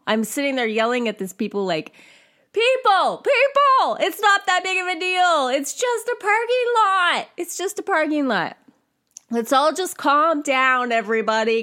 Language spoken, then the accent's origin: English; California, United States; I grew up in California